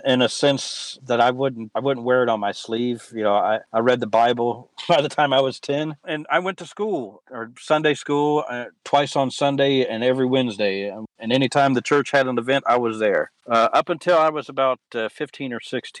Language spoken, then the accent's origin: English; West Virginia, United States; also born or lived in Kentucky / Columbus; when I was growing up in West Virginia, I was taking the same classes in sixth grade that I had in 10th grade in Kentucky